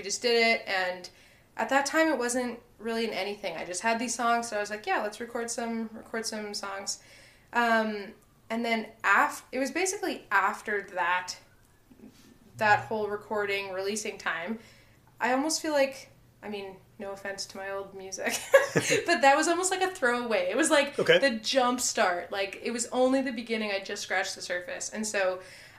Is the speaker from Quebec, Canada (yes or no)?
no; Winnipeg, Manitoba, Canada; also born or lived in Saskatchewan; I grew up in Winnipeg.